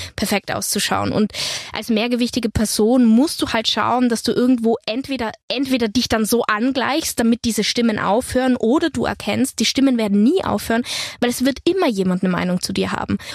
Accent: Innsbruck, Tyrol, Austria; also born or lived in Hanover, Germany / Berlin, Germany; now in Potsdam, Germany; ich werde auf jeden Fall viel Zeit auch natürlich in Tirol verbringen, meine Heimat

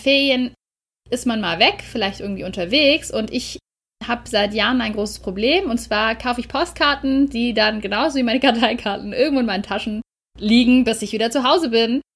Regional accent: Germany; bei uns in Deutschland

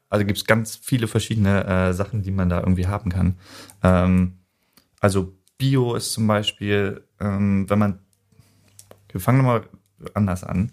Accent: Neubrandenburg, Mecklenburg-Vorpommern, Germany; ich stamme gebürtig aus Neubrandenburg

